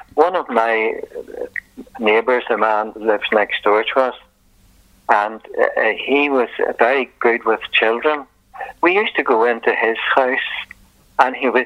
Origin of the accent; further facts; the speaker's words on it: Belfast, Northern Ireland, United Kingdom; now in Downpatrick, United Kingdom; I was brought up in the Belfast area